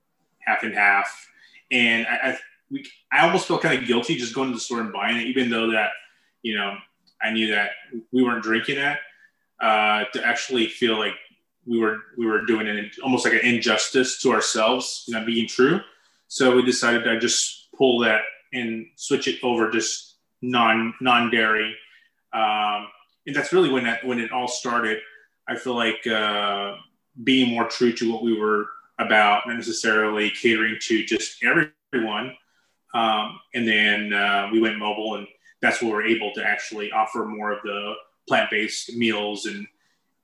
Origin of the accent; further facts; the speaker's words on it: El Paso, Texas, United States; moved away; I'm originally from El Paso, and I moved here